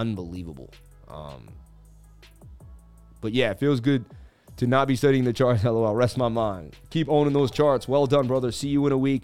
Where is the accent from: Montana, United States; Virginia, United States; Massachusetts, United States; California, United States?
Massachusetts, United States; Boston; I grew up in Boston